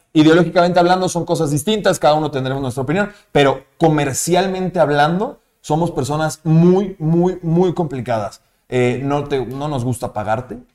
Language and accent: Spanish; Mexico; los mexicanos somos muy buenos